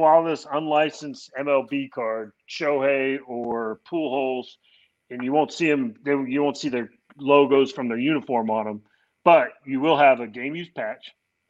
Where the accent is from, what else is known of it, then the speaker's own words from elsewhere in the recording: California, United States; moved away; also born or lived in New York / Florida / Kansas City; I'm actually from California originally. I lived in New York a little while. I lived in Florida, Kansas City.